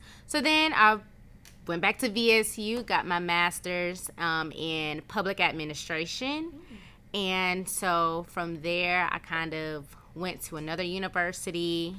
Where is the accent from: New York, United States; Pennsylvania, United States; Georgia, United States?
Georgia, United States; Valdosta; I was born here in Valdosta, Georgia. I graduated from Valdosta High School.